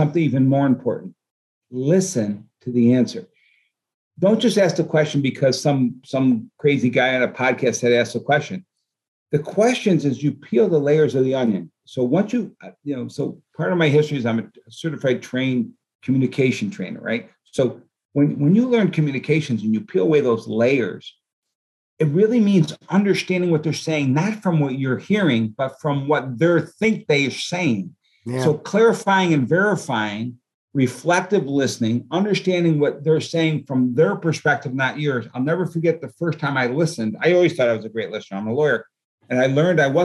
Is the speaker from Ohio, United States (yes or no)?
no; New Hartford, New York, United States; We were born and raised in New Hartford, New York.